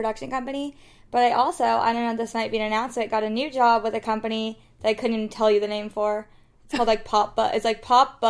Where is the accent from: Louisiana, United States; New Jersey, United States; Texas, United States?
Texas, United States; Fort Worth; now in New York, United States; I'm from Fort Worth, Texas. I am in New York now, living with my friends Ellie and Madison.